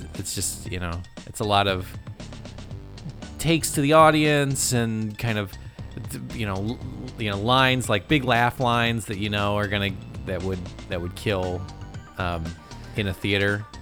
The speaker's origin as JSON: {"language": "English", "country": "United States", "said": "as an American"}